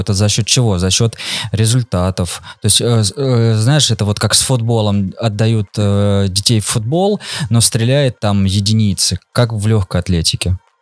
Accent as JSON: {"language": "Russian", "town": "Voronezh", "region": "Voronezh Oblast", "country": "Russia", "said": "мы сами там из Воронежа"}